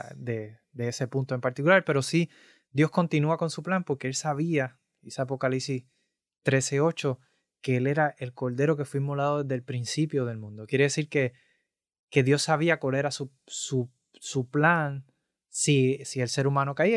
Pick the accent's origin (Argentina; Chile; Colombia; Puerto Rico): Puerto Rico; yo soy de Puerto Rico